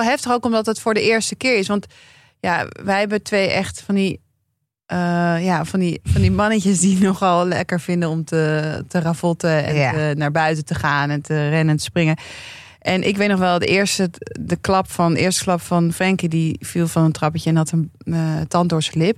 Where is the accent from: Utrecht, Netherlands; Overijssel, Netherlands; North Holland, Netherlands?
North Holland, Netherlands; Amsterdam; ik ben gewoon geboren en getogen Amsterdammer